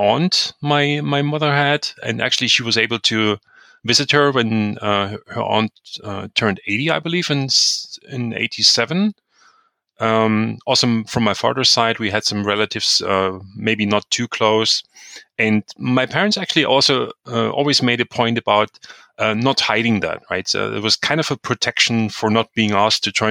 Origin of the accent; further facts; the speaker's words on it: Chemnitz, Saxony, Germany; I was born in 1970 in Karl-Marx-Stadt, which is now called Chemnitz, but during the years it was Karl-Marx-Stadt after the famous philosopher. And I grew up having a probably typical East German childhood.